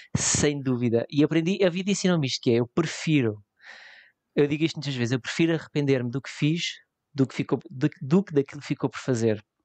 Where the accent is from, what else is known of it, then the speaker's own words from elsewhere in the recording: Leiria, Leiria District, Portugal; Eu, eu em Leiria, eu sou, eu sou de Leiria